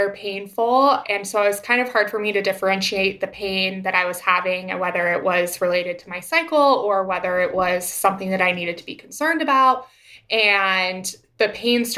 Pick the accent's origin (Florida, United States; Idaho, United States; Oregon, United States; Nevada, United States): Idaho, United States; Boise; moved away as an adult; also born or lived in Queens, New York; now in New York, United States; I am originally born and raised in Boise, Idaho. I now live in Queens, New York